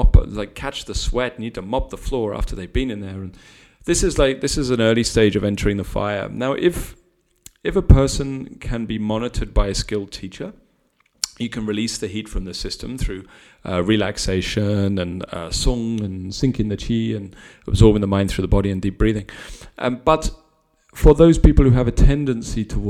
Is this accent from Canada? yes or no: no; United Kingdom; we're British